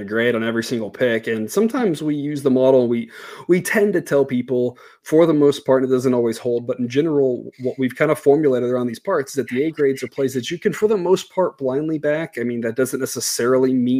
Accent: Corpus Christi, Texas, United States; I grew up in Corpus Christi

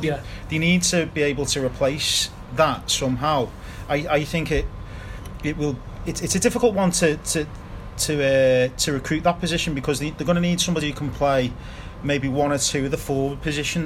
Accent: Liverpool, North West England, United Kingdom; from Liverpool

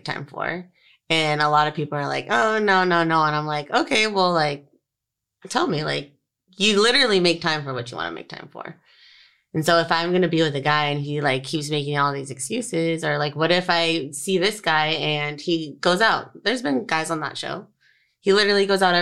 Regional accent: San Diego, California, United States; So I'm from San Diego. So growing up, like. We all know each other

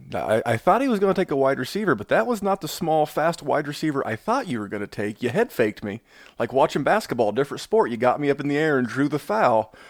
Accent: Indianapolis, Indiana, United States; Indy in, in just a couple of weeks here in, in my hometown

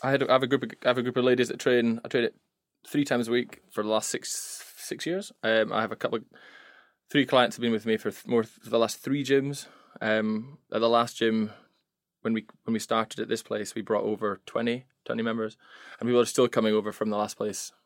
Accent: Scotland, United Kingdom; moved away as an adult; now in England; I'm the Scot.

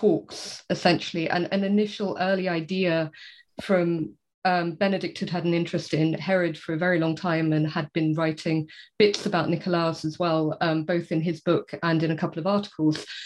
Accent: South East England, United Kingdom; I grew up in the southeast of England, sort of not so close to London

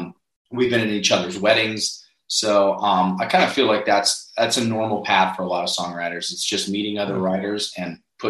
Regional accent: Northeast, United States; now in Nashville, United States; Well, moving to Nashville was not my intention. I'm you know, born and raised in the Northeast.

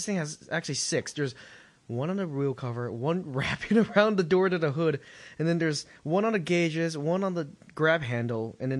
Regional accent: China; moved away; I'm from China.

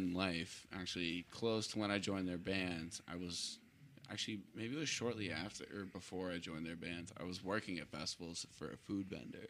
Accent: Scituate, Massachusetts, United States; Scituate, Mass.

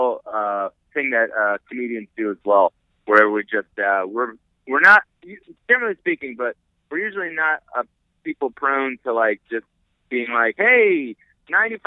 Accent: New Jersey, United States; I grew up in North Jersey

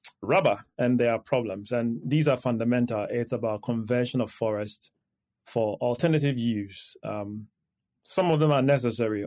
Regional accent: Ghana; I come from Ghana

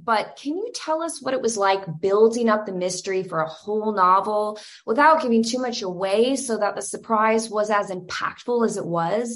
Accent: Georgia, United States; moved away; also born or lived in New Orleans; I'm from Georgia.

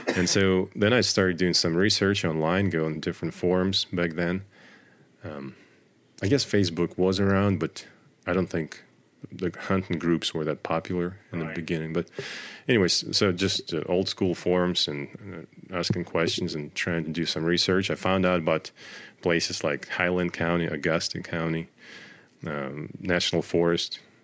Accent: Russia; moved away as an adult; now in United States; I grew up in Russia in the middle of nowhere

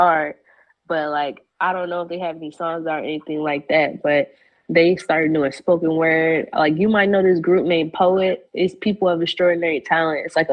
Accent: Chicago, Illinois, United States; moved away as an adult; now in Atlanta, United States; I'm from Chicago, born and raised, and I recently moved out here like 2 years ago to Atlanta

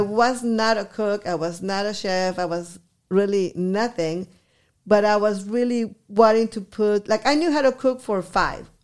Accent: Guadalajara, Jalisco, Mexico; English is a second language; also born or lived in Eagle Pass, Texas; now in Texas, United States; I was born in Guadalajara. I moved here in nineteen seventy-five

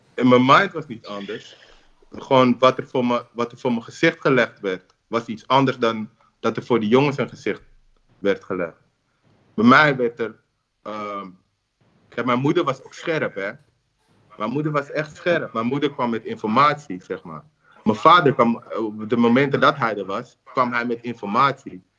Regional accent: Amsterdam, North Holland, Netherlands; Doordat ik in Zuidoost ben opgegroeid.

